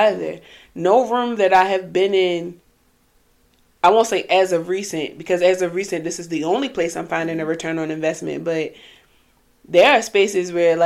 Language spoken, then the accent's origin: English; Baltimore, Maryland, United States; Growing up in Baltimore City